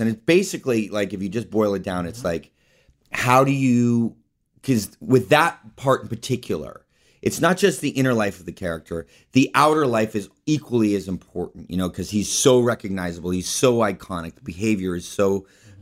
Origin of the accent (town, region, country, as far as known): Palo Alto, California, United States; born or raised there